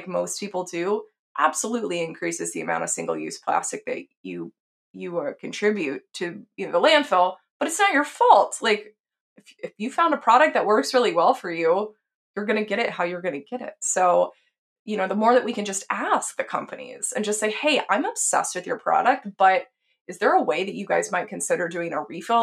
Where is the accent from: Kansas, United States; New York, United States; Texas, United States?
Texas, United States; I grew up in Texas.